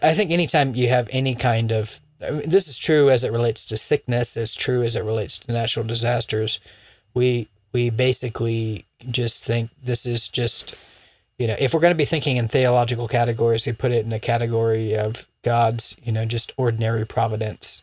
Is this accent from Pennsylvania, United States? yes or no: no; Florida, United States; moved away; where I grew up in Florida